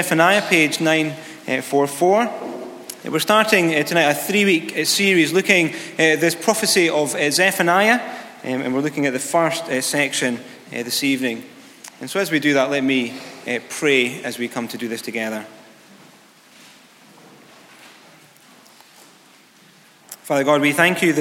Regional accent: near Galashiels, Scotland, United Kingdom; I was driving from my hometown to Galles Shields. It was a local town about 3 miles away

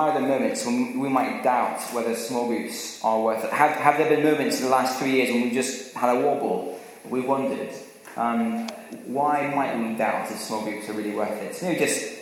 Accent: Scotland, United Kingdom; growing up in Scotland was I used to go and watch the rugby at Murrayfield

